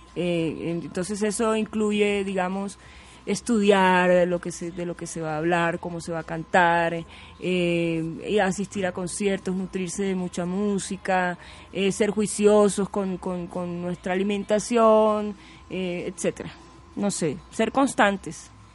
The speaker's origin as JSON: {"language": "Spanish", "town": "Barranquilla", "region": "Atlántico", "country": "Colombia", "tie": "born or raised there", "also_born_or_lived": "Tumaco", "moved": "as an adult", "lives_now": "Bogotá, Colombia", "said": "me sentía más barranquillera, porque yo nací, salí de Tumaco siendo bebé"}